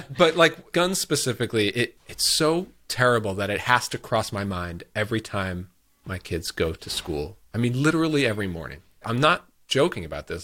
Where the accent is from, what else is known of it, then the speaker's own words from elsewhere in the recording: United States; as an American